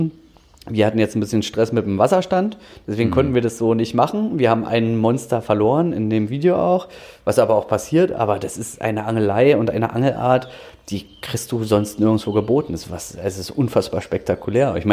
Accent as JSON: {"language": "German", "town": "Dranske", "region": "Mecklenburg-Vorpommern", "country": "Germany", "tie": "born or raised there", "lives_now": "Berlin, Germany", "said": "ich bin in Berlin geboren, muss ich ehrlich zugeben, und war dann aber auch einige Jahre ähm, auf Rügen, bin da groß geworden. In Dranske, um genau zu sein."}